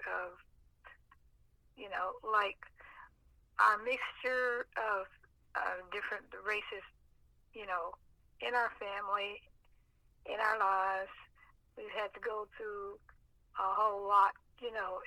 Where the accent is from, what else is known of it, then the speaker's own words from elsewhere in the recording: Kansas City, Kansas, United States; I was born and raised in Kansas City, Kansas.